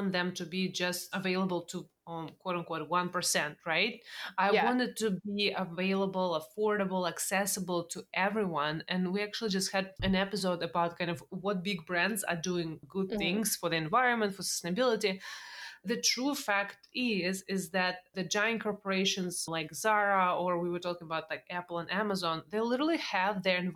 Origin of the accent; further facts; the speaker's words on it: Russia; now in United States; I grew up in Russia